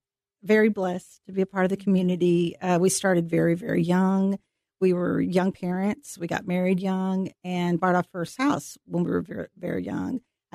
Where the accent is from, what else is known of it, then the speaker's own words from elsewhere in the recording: Carrollton, Texas, United States; Well, I am from Carrollton, Texas. I was raised on Pleasant Run, which is south of Arl Turner High School.